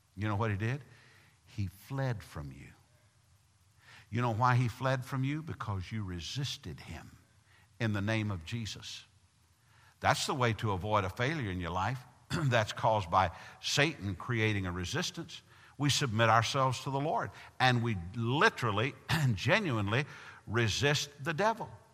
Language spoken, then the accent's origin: English; Tennessee, United States; moved away; I'm from Tennessee